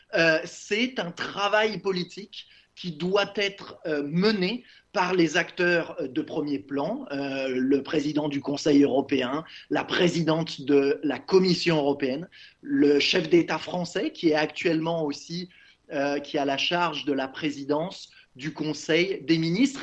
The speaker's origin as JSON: {"language": "French", "town": "Lyon", "region": "Auvergne-Rhône-Alpes", "country": "France", "tie": "born or raised there", "also_born_or_lived": "Montreal, Canada", "moved": "as an adult", "said": "j'ai grandi à Lyon"}